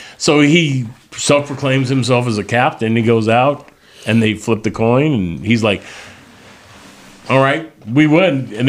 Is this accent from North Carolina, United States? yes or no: yes; Charlotte, North Carolina, United States; and the reason he went there was because I'm from Charlotte, so it was a homecoming for me.